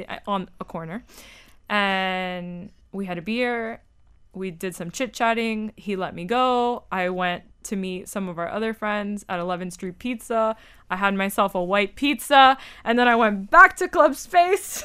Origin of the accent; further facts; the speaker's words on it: Miami, Florida, United States; I'm from Miami